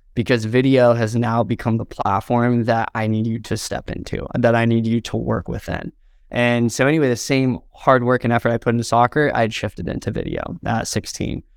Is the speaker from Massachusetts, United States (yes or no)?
no; Southern Indiana, United States; moved away as an adult; now in Los Angeles, United States; I grew up in Southern Indiana